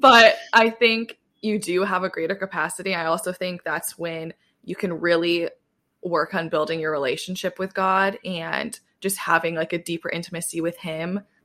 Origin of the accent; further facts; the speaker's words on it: Southwest Michigan, United States; moved away as an adult; now in New York City, United States; I grew up in Southwest Michigan